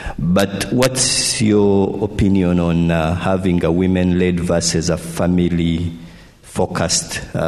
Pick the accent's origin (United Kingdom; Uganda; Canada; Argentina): Uganda; I'm from Uganda.